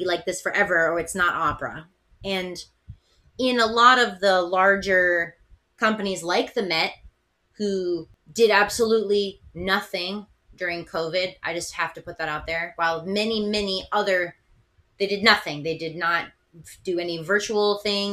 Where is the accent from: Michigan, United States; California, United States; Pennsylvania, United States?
Pennsylvania, United States; Philadelphia; moved away; I'm from Philadelphia originally